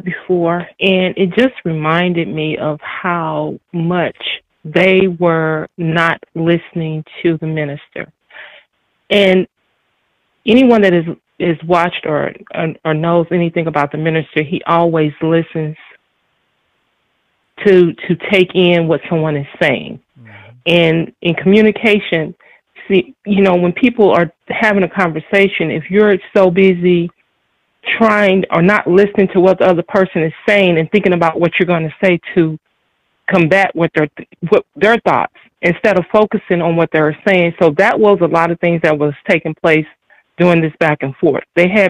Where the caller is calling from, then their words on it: Shiloh, Illinois, United States; I'm calling from Shiloh, Illinois.